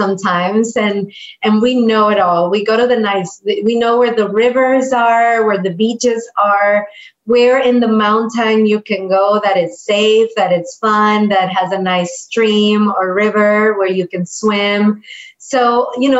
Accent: Puerto Vallarta, Jalisco, Mexico; also born or lived in Guadalajara, Mexico; I was born in Guadalajara, which is very close from the Puerto Vallarta area. It's a big city. Mariachis are from Guadalajara. Tequila is from Guadalajara. So it's a very big city in terms of cultural richness for Mexico, and I was born there. And then we moved here when I was 8. So basically, I was raised in the Puerto Vallarta area

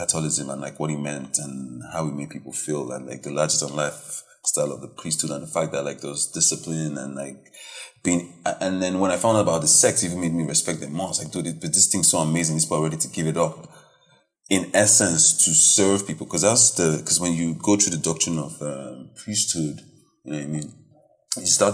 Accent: Warri, Delta, Nigeria; I'm from Delta State, Warri, only boy, first boy.

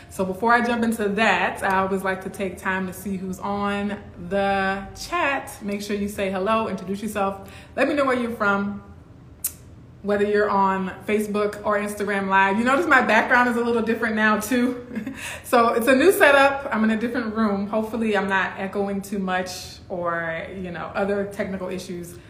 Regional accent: Baton Rouge, Louisiana, United States; also born or lived in Kenner, Louisiana; I grew up in Baton Rouge lived in Kenner a little bit before

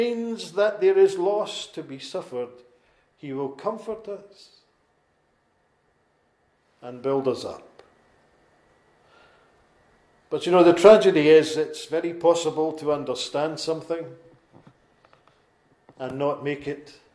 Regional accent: Lanarkshire, Scotland, United Kingdom; accent: Lanarkshire; my Lanarkshire accent

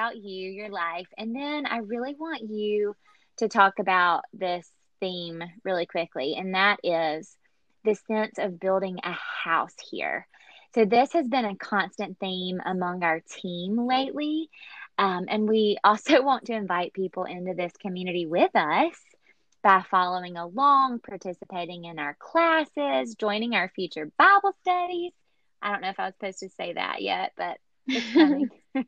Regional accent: Atlanta, Georgia, United States; now in Arlington, United States; I am from Atlanta, Georgia, and currently living right outside DC in Arlington, Virginia

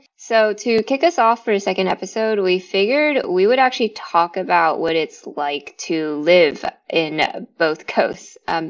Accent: Sacramento, California, United States; So I actually grew up in Sacramento, California, which I would say is very, very different from the Bay Area.

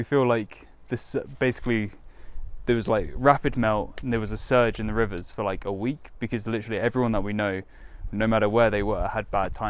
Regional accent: south coast of England, United Kingdom; England, South England. Yeah, south coast.

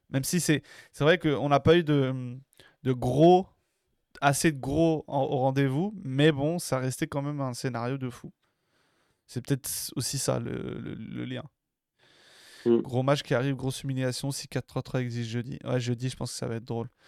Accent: Marseille, Provence-Alpes-Côte d'Azur, France; On est Marseillais, on n'y peut rien.

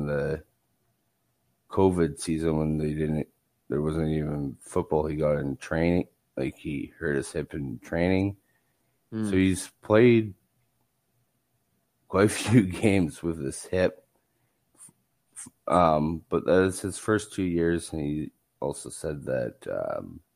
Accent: Canada; I'm Canadian

